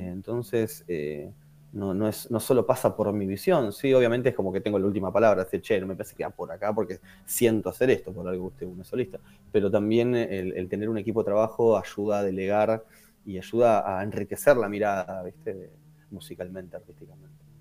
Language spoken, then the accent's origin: Spanish; Quilmes, Buenos Aires Province, Argentina; yo soy, yo soy de Quilmes, entonces también en Zona